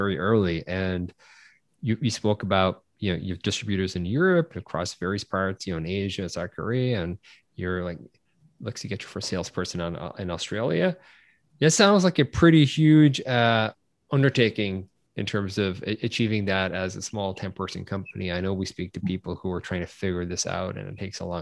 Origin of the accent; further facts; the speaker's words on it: Ireland; growing up in Ireland, you know, I'm Irish, everything is all about exports because our local market is, you know, 4 million people.